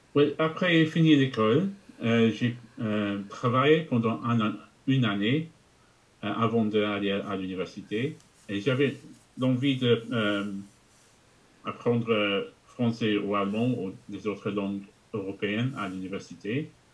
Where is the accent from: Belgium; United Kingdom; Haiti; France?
United Kingdom; England; first language English; French is a second language; je suis anglais. J'ai grandi en Angleterre. Euh, et j'ai parlé que d'anglais jusqu'à l'âge de 11 ans